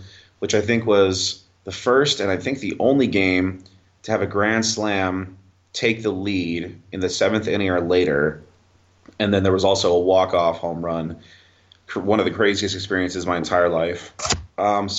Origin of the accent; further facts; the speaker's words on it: Chicago, Illinois, United States; moved away; Growing up in Chicago, we used to go to a lot of White Sox and Cubs games